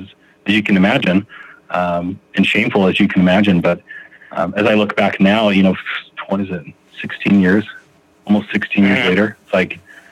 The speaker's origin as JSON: {"language": "English", "town": "Phoenix", "region": "Arizona", "country": "United States", "lives_now": "Utah, United States", "said": "I am currently residing in Utah. I still claim that I'm a Phoenix boy, but I think I probably lived in Utah more in my life."}